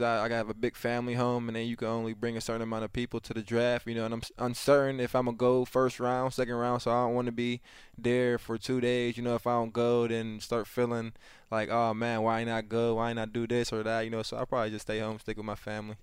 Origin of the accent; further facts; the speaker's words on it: Pittsburgh, Pennsylvania, United States; my hometown